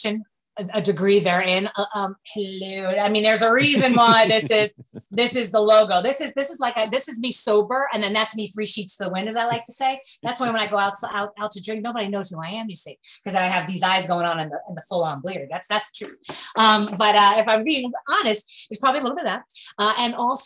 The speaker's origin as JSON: {"language": "English", "region": "New York", "country": "United States", "accent": "New York", "moved": "as an adult", "lives_now": "Kentucky, United States", "said": "I'm from New York, as you can tell from my accent"}